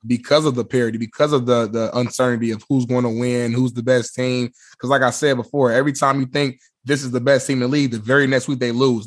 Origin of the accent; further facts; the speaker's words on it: Indianapolis, Indiana, United States; I'm from Naptown.